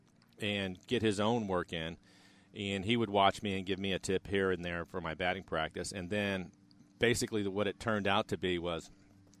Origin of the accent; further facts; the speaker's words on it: Graham, Washington, United States; I'm from Graham, Washington